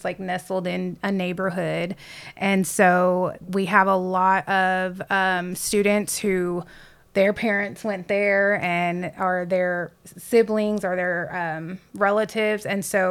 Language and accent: English; Lockhart, Texas, United States; I guess I consider Lockhart my hometown, because finally in middle school, middle of seventh grade, we settled there. So I'm from Lockhart.